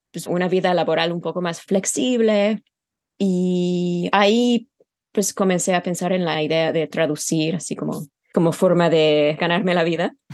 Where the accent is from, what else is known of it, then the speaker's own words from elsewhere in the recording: Utah, United States; born there; also born or lived in England; Yo nací en Utah, sí, es una historia un poco complicada, pero mi papá era de Utah y mi mamá es inglesa.